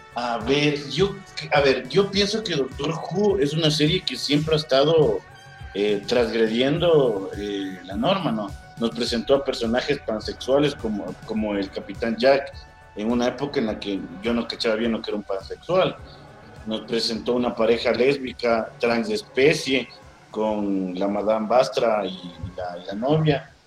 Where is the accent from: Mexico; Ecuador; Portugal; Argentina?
Ecuador; soy de Ecuador, tengo 31 años